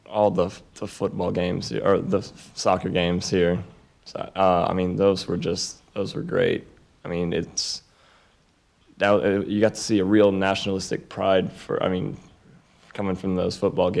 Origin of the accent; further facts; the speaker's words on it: United States; also born or lived in Atlanta; born and raised American